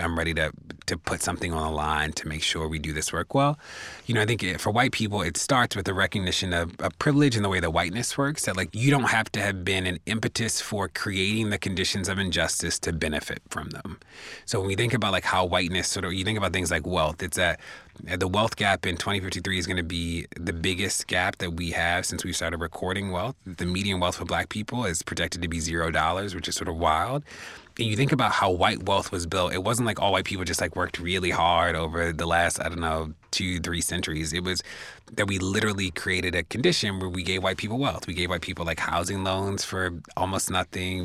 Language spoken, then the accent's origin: English; Baltimore, Maryland, United States; I'm from Baltimore, live in Baltimore